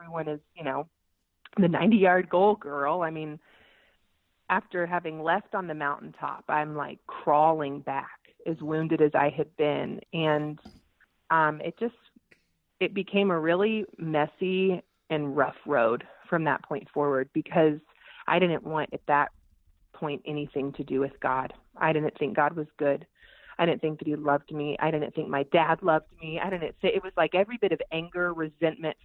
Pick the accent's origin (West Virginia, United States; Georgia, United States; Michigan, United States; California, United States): Georgia, United States; I'm from Georgia. We're in the Bible Belt